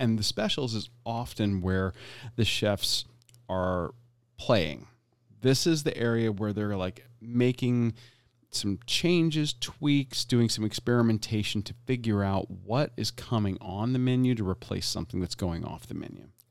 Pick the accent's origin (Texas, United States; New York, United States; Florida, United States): Florida, United States; Tampa; Being born and raised in Tampa, Florida